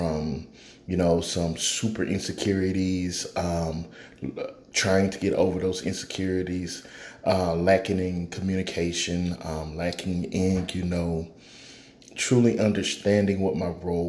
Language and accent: English; Houston, Texas, United States; I was born and raised in Houston, from Houston, Texas. So I'm a Southern boy.